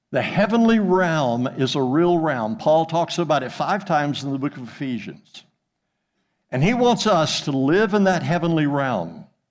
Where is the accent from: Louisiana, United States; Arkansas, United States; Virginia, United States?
Arkansas, United States; Jonesboro; moved away as an adult; also born or lived in Thousand Oaks, California / West Africa; now in Weatherford, United States; I'm from Jonesboro, Arkansas